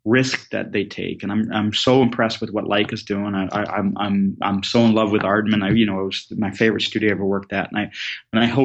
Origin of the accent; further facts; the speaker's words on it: Southern Ontario, Canada; moved away; also born or lived in west of England; the kid growing up in Southern Ontario who didn't like hockey